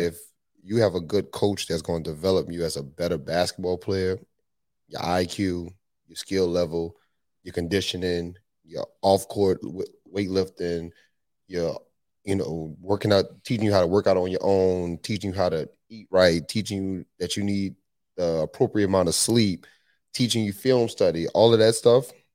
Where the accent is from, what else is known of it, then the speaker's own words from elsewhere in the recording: New Orleans, Louisiana, United States; moved away as an adult; also born or lived in Tulsa, Oklahoma; I'm from New Orleans, Louisiana, born and raised